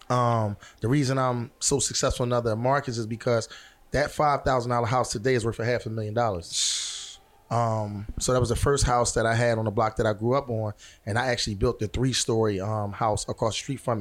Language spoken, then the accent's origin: English; Philadelphia, Pennsylvania, United States; also born or lived in Houston, Texas; I grew up with Nick. We grew up in the same neighborhood